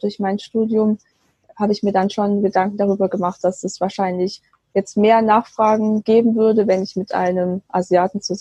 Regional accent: Baden-Württemberg, Germany; now in Bonn, Germany; ich bin aufgewachsen im Schwabenland. Ich lebe jetzt aber mit meinem äh, chinesischen Mann in Bonn

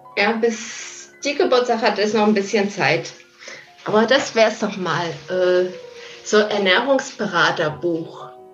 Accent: East Germany, Germany; ich bin ja im Osten aufgewachsen

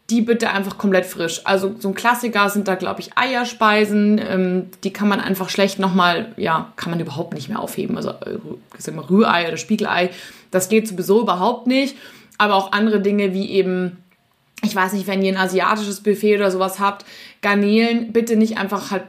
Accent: Munich, Bavaria, Germany; in meiner Heimatstadt München gibt es das Sendlinger Augustiner.

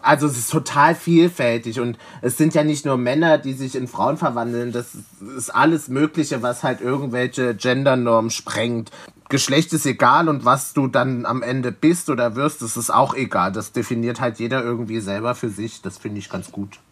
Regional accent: Leipzig, Saxony, Germany; moved away as an adult; now in Berlin, Germany; ich komme aus Leipzig

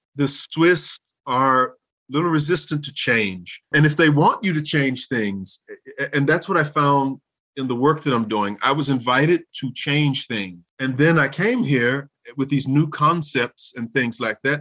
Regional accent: Louisiana, United States; moved away as an adult; also born or lived in Minnesota; now in St. Gallen, Switzerland; I grew up not only in Louisiana, but in Minnesota.

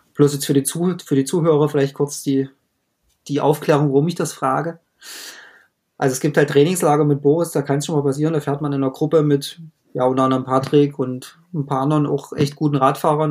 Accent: Germany; bei uns in Deutschland

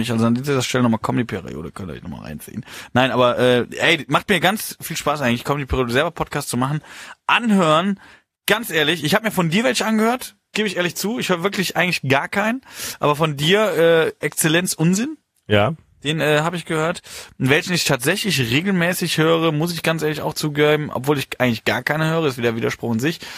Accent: Horhausen, Rhineland-Palatinate, Germany; ich komme ja da aus dem Rheinland und aus ich sehe Horhausen. aus Horhausen

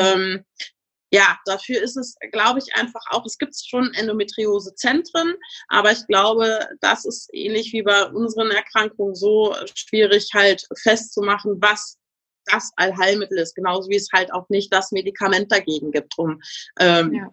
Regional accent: Münsterland, North Rhine-Westphalia, Germany; ich komme aus dem schönen Münsterland

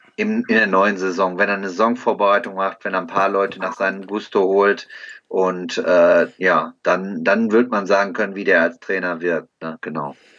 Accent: Bochum, North Rhine-Westphalia, Germany; ich komme aus Bochum

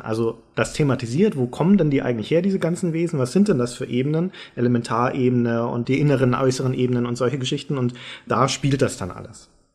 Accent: Germany; als Deutscher

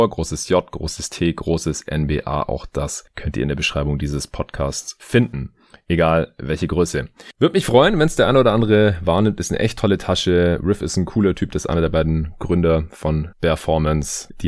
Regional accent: Stuttgart, Baden-Württemberg, Germany; now in Berlin, Germany; ich bin ab Montag drei Wochen ungefähr in meiner alten Heimat in äh, Stuttgart.

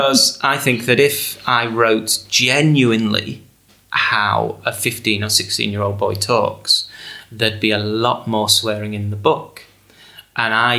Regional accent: England, United Kingdom; 16-year-old growing up in England

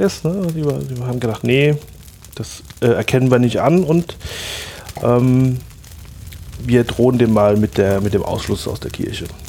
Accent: Rhineland-Palatinate, Germany; bei uns in der Pfalz

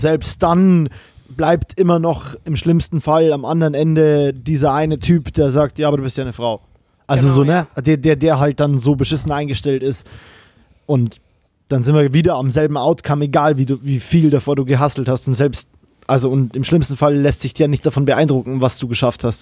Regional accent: Bavaria, Germany; now in Cologne, Germany; ich bin auch in Bayern aufgewachsen

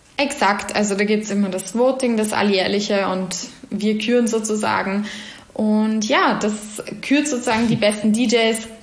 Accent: Vienna, Austria; ich bin gebürtige Wienerin, ähm, habe aber starke Wurzeln eben nach Salzburg ähm, durch meine Familie.

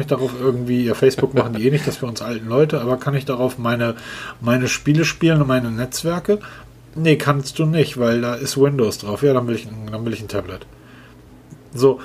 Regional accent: Northern Germany, Germany; für mich als Norddeutscher

